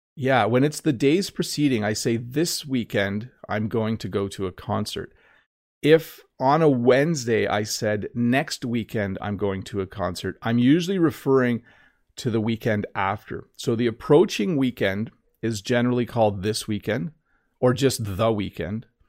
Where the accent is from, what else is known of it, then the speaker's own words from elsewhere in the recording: Canada; accent: North American English; as a Canadian